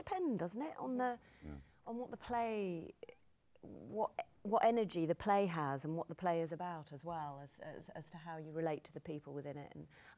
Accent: United Kingdom; As a Brit

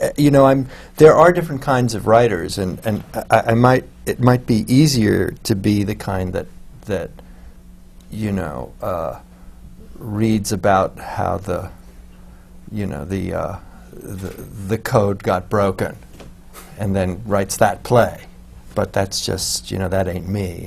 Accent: Los Angeles, California, United States; moved away; I came from from Los Angeles

